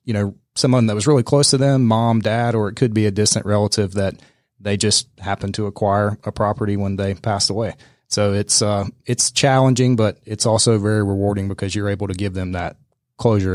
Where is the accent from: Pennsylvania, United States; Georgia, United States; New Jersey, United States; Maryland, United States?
Georgia, United States; Middle; now in Atlanta, United States; my hometown in Middle Georgia